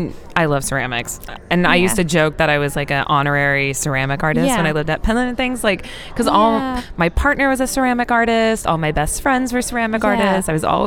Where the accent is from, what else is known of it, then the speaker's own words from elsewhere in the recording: Oklahoma, United States; I'm from Oklahoma.